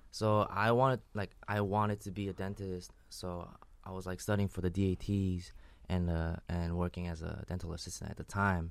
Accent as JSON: {"language": "English", "area": "Long Island", "region": "New York", "country": "United States", "said": "I'm from Long Island"}